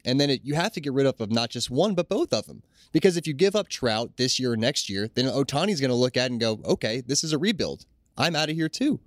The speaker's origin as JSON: {"language": "English", "region": "Ohio", "country": "United States", "tie": "born or raised there", "said": "growing up in Ohio"}